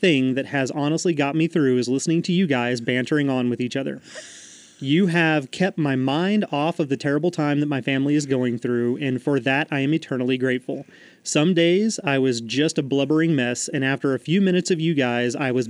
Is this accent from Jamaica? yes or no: no; Queensland, Australia; I am from Queensland, Australia.